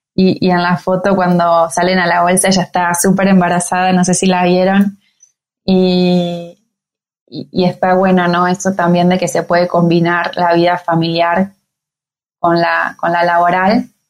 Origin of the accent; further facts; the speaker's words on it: Argentina; venimos de Argentina